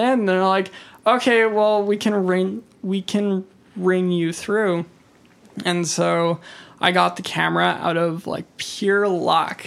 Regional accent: Kelowna, British Columbia, Canada; I'm born and raised from Kelowna

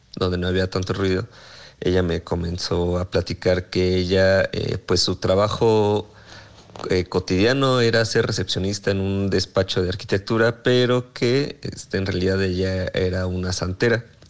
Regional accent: Morelia, Michoacán, Mexico; moved away; also born or lived in Mexico City; yo soy de, Morelia, entonces pensé que tal vez por mi acento

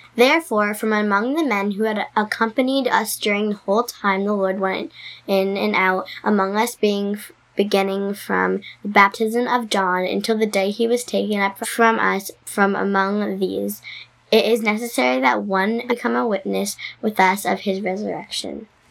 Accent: New Jersey, United States; I'm 10 years old and I'm from New Jersey.

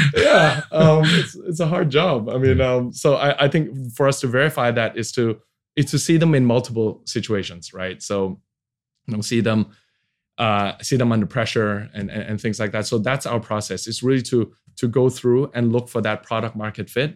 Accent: Hong Kong; moved away as an adult; also born or lived in Sydney, Australia / Boston, United States; now in Indonesia; I was born and raised in Hong Kong, 1980.

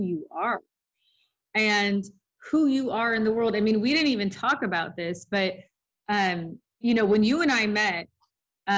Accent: Los Angeles, California, United States; I grew up in Hollywood

